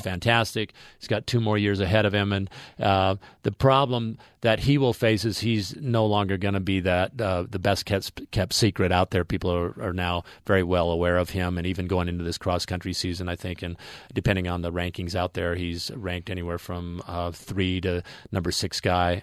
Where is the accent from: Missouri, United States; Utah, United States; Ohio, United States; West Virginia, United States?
Utah, United States; Ogden; born or raised there; also born or lived in American Samoa